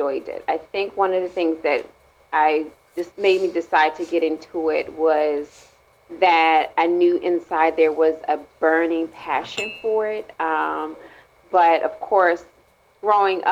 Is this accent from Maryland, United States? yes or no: yes; Maryland, United States; I'm from Maryland